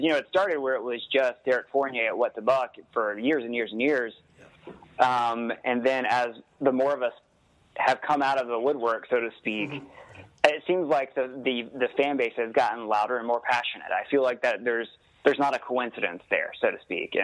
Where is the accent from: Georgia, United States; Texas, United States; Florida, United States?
Georgia, United States; Atlanta; I'm from Atlanta. I live in Atlanta